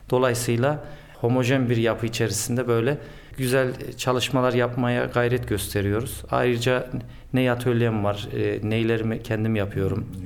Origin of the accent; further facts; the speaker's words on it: Ankara, Turkey; Ben Ankara'da doğdum, Ankara'da büyüdüm. E, ailemin asıl memleketi Konya. Zaman zaman gideriz.